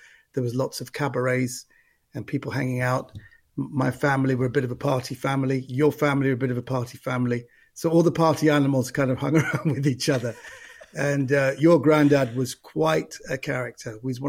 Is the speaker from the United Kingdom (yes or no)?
yes; London, United Kingdom; West London, yeah, exactly.